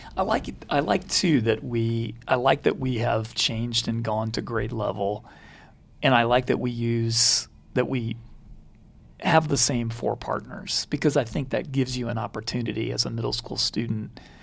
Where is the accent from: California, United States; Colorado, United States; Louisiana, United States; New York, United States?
Louisiana, United States; Baton Rouge; We we grew up in Baton Rouge